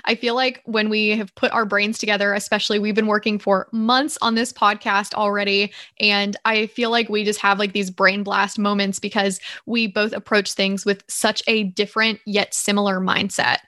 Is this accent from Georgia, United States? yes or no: yes; Georgia, United States; moved away as an adult; also born or lived in Nashville, Tennessee; I am originally from the Southeast. So I was raised in Georgia